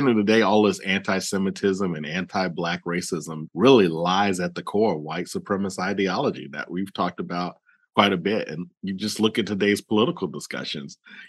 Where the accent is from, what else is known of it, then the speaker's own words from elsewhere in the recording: the South, United States; I grew up in the South, as you know, and to my knowledge, there wasn't any Jewish people around.